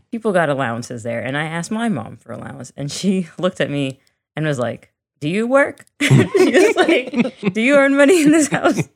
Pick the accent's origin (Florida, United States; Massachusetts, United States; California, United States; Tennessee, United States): Florida, United States; Miami; us growing up in Miami